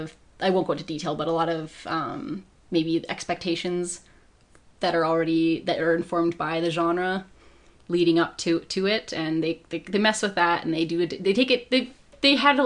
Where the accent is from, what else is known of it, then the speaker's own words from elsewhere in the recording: Italy; speaking as an Italian